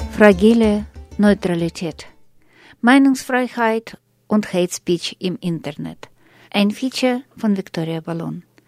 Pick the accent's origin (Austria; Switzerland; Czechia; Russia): Russia; now in Germany